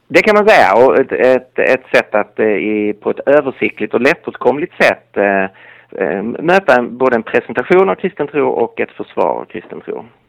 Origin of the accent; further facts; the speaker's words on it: Lund, Skåne, Sweden; accent: Skåne dialect; moved away as an adult; now in Stockholm, Sweden; Nu är jag inte från Galileen utan från Skåne. Så jag kommer från Lund